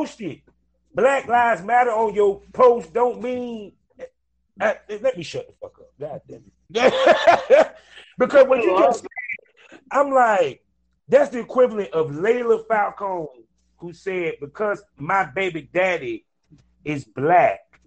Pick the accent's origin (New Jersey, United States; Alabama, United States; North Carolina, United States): North Carolina, United States; Durham; I come from Durham, North Carolina, aka Black Wall Street